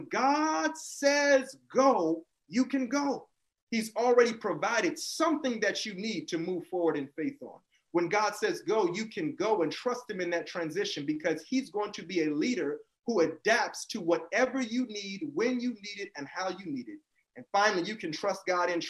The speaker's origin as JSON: {"language": "English", "town": "Tampa", "region": "Florida", "country": "United States", "tie": "born or raised there", "said": "I grew up in Tampa, Florida."}